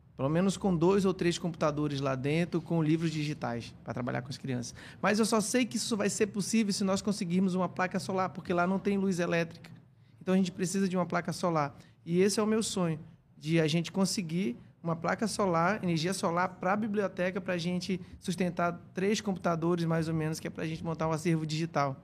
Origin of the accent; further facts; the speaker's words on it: Coari, Amazonas, Brazil; moved away as an adult; also born or lived in Juazinho; Eu sou do Rio Copiá, sou minha comunidade fica em Extrema, em Baranã, em Coari